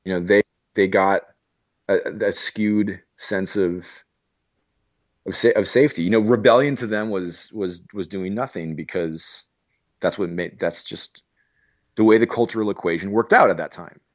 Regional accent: Arizona, United States; I'm from Arizona

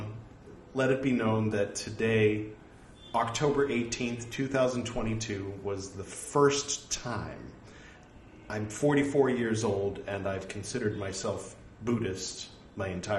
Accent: Los Angeles, California, United States; I'm from Los Angeles

